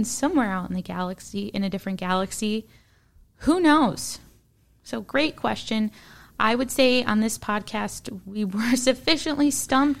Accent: Midwest, United States; accent: Midwestern

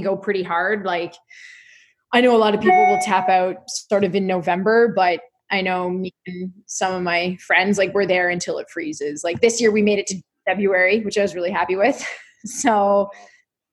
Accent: Wasaga Beach, Ontario, Canada; also born or lived in Halifax; I grew up here. Like, I grew up in Wasaga Beach

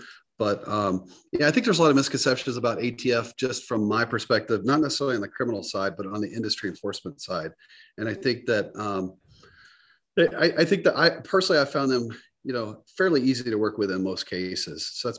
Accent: the South, United States; Growing up in the South, just the basic stuff.

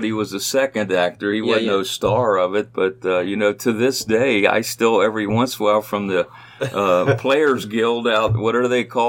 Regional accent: Cincinnati, Ohio, United States; I was born and raised in Price Hill and went to Holy Family Church and school.

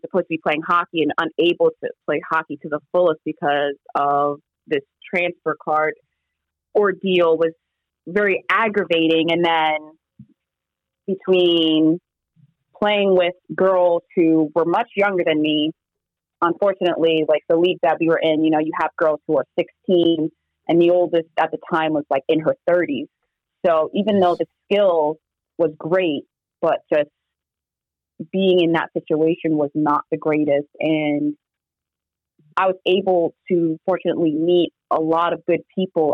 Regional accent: New York City, New York, United States; also born or lived in New Jersey / Norway; being a New Yorker, we speak very fast

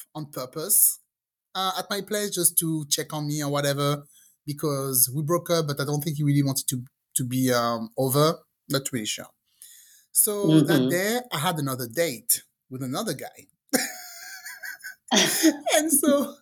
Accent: France; English is a second language; moved away as an adult; also born or lived in England; I grew up in France, and after a while, I decided to move to England because I wanted to learn English.

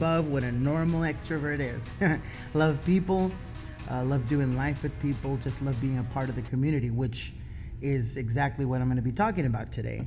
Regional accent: San Diego, California, United States; moved away as an adult; I'm originally from San Diego, California, and I moved here.

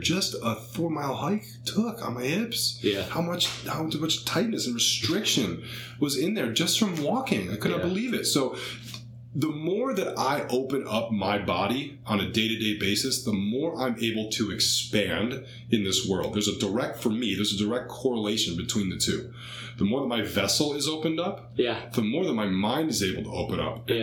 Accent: Cleveland, Ohio, United States; growing up in Cleveland, Ohio

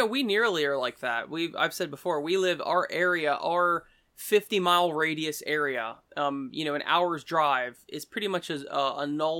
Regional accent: Ireland; now in Munich, Delaware, United States; I'm actually from Ireland, and the people there tend to be more inviting and nice and explaining, and most importantly, not fake. Here in Munich, it's the total opposite.

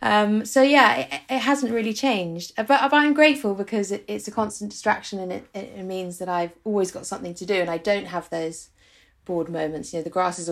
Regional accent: London, United Kingdom; moved away as an adult; now in Frome, United Kingdom; my whole life I grew up in London

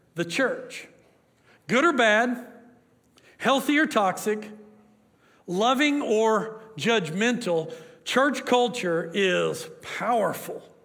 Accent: Oklahoma, United States; I'm from Oklahoma

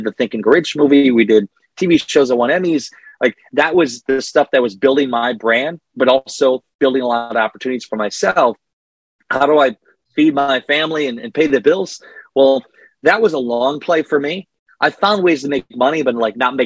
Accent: Northeast Iowa, United States; I grew up in Northeast Iowa

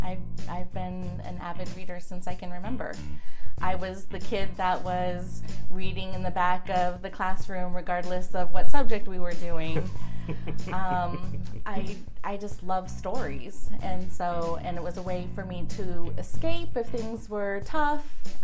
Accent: Colorado, United States; also born or lived in Orlando, United States / Connecticut, United States; When I was quite a bit younger, and then third grade, moved to Colorado, spent the majority of my childhood in Colorado.

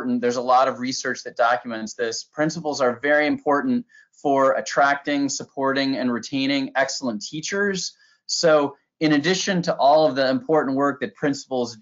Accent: Michigan, United States; moved away as an adult; now in Williamsburg, United States; I taught social studies and coached a debate at my hometown high school in Michigan

